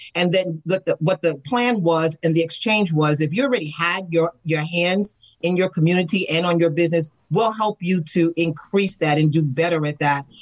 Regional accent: New York City, New York, United States; moved away as an adult; now in Atlanta, United States; I come from New York City and I was hmm. raised in the Bronx, New York, as an apartment dweller.

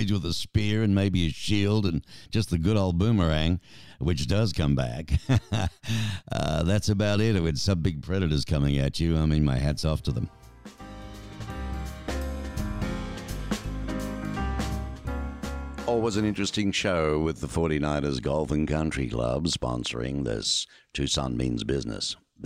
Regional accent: Australia; moved away; when I was growing up in Australia

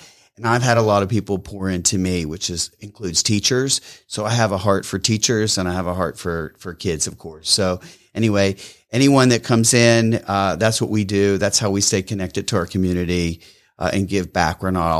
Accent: Pennsylvania, United States; I grew up in southwestern Pennsylvania, just above the West Virginia border.

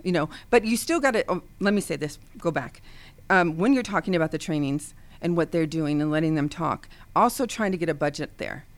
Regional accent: Ohio, United States; now in the South, United States; now living in the South, but I am from Ohio

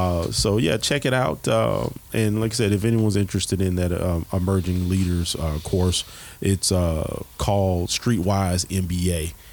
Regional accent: Texas, United States; also born or lived in Mobile, Alabama / Phoenix; I grew up in Texas. I'm from Mobile, Alabama. And I grew up out in Texas for a while and out in Phoenix.

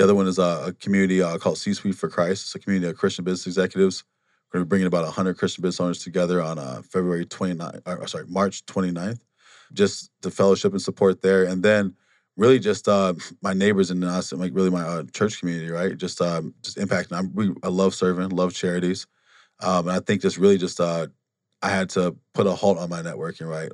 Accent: Wisconsin, United States; moved away as an adult; also born or lived in Milwaukee, Wisconsin; now in Phoenix, United States; we, we grew up in Wa-, Waseem, Wisconsin

